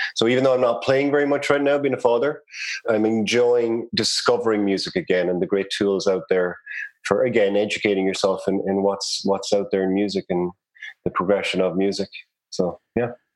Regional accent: Cork, Munster, Ireland; accent: Irish; moved away as an adult; now in Canada; I grew up in Cork City in Ireland. Cork would be in the south of Ireland, the Republic of Ireland.

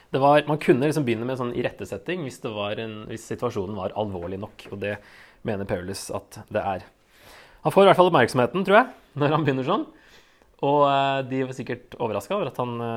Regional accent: Norway; vi er vel som nordmenn flest

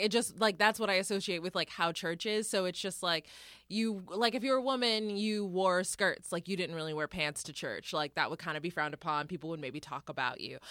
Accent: Denton, Texas, United States; moved away; growing up in Denton

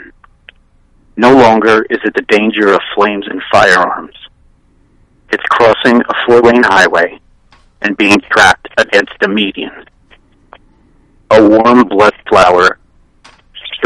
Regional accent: New Jersey, United States; moved away as an adult; also born or lived in San Francisco, California; I grew up in New Jersey. I moved out to San Francisco when I was 26.

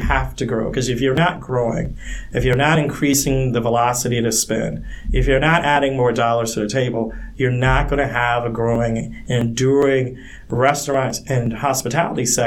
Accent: the South, Southern United States, United States; now in Michigan, United States; as a Southerner, one of the things you learn growing up, it ain't bragging if it's true.

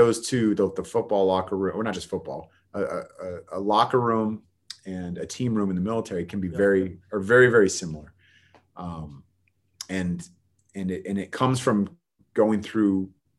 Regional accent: Bay Area, California, United States; I'm from the Bay Area

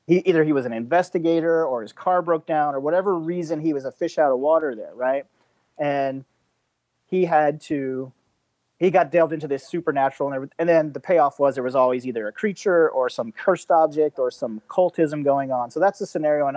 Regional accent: Georgia, United States; moved away as an adult; also born or lived in Los Angeles; now in Thailand; I am from Georgia.

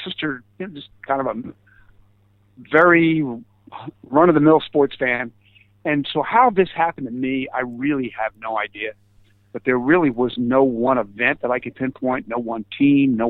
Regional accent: Philadelphia, Pennsylvania, United States; I'm a Philadelphian

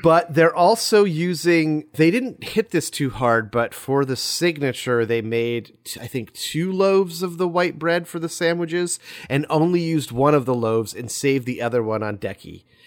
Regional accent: United States; We're Americans

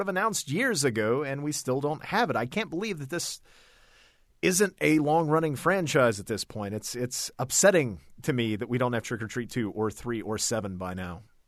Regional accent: Ohio, United States; I'm from Ohio

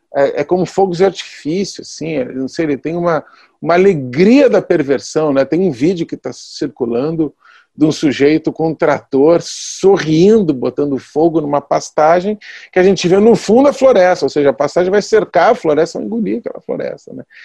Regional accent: Rio Grande do Sul, Brazil; moved away; also born or lived in western Bahia; eu sou gaúcho

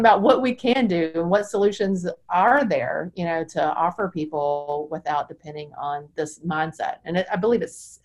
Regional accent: Charlotte, North Carolina, United States; I'm in Charlotte and I grew up in Charlotte

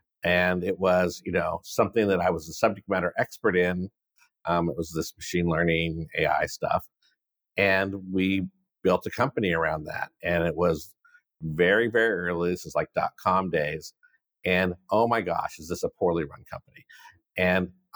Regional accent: San Diego, California, United States; now in San Francisco, United States; growing up in San Diego, it's warm here.

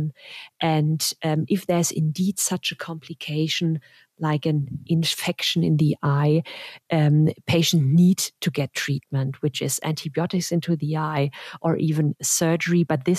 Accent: Germany; now in United States; I'm from Germany and the US

